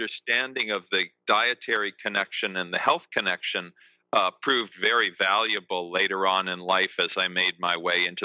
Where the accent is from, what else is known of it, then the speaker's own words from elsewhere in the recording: outside of Boston, Massachusetts, United States; I was raised in the States. I was raised right outside of Boston